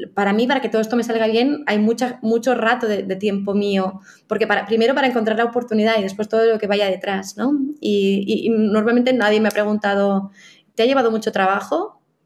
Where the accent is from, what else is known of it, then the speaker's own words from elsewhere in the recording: Catalonia, Spain; los dos somos catalanes